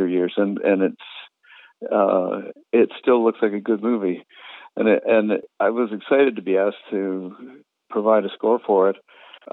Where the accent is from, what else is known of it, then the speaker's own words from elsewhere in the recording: Canada; having grown up in as an English Canadian without much sense of tradition